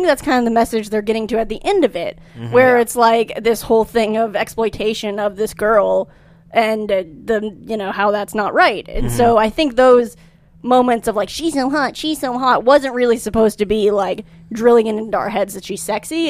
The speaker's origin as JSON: {"language": "English", "region": "Louisiana", "country": "United States", "said": "I'm from Louisiana."}